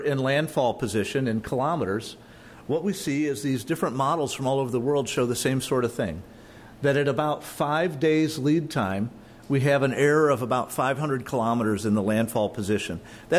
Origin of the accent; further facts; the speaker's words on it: Michigan, United States; also born or lived in Florida / Colorado / Arizona; now in California, United States; I'm from Michigan. I live in Florida, Colorado, Arizona, California, et cetera.